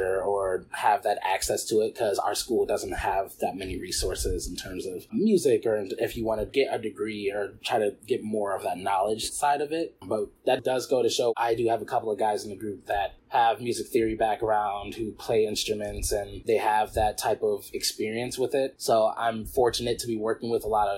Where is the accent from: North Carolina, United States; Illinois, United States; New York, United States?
New York, United States; Rochester; the U of R Yellow Jackets, and they're from my hometown